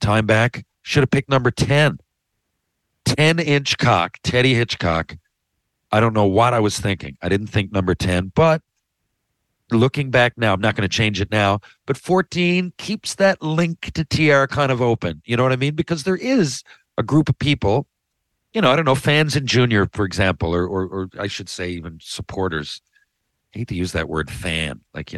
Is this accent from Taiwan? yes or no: no; Canada; Probably my best moment as a Canadian in a fucking exhibition